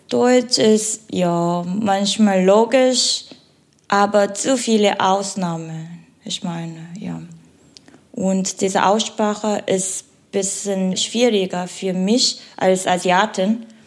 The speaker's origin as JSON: {"language": "German", "country": "South Korea", "second_language": "German", "moved": "as an adult", "lives_now": "Germany"}